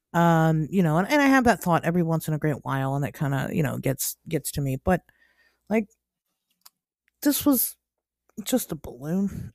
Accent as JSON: {"language": "English", "region": "Ohio", "country": "United States", "moved": "yes", "said": "as an Ohioan"}